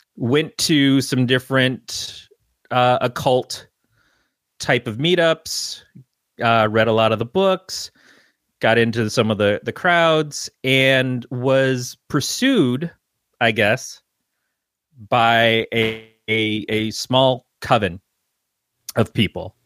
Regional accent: Detroit, Michigan, United States; now in Northern California, United States; I came from, uh, the Detroit area.

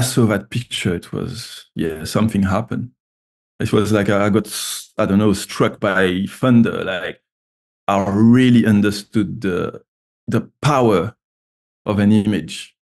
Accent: Martinique; moved away as an adult; also born or lived in Paris, France / Edinburgh, United Kingdom / Baltimore, United States; now in London, United Kingdom; I'm from Martinique, which is a French Caribbean island. Um, so yeah, I was raised down there. I left when I was 18

